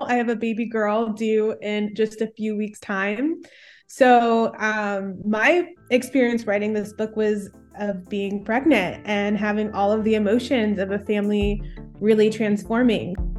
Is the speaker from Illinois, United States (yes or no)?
yes; Chicago, Illinois, United States; moved away as an adult; now in Minnesota, United States; I'm originally from the Midwest, Chicagoland area, grew up as one of three siblings. I now live in an even colder part of the Midwest in Minnesota